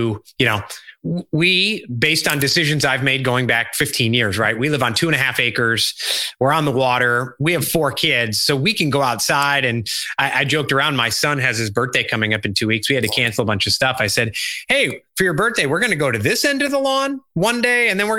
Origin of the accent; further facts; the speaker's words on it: Chicago, Illinois, United States; moved away; we're from Chicago originally, where it's been in the 30s and snowing, and here it's been in the 70s.